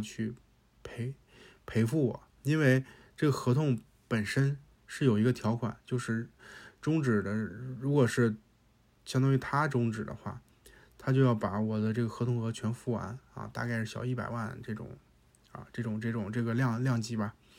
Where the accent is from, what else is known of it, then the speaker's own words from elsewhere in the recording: Hebei, China; 我也是河北人，我也是这种性格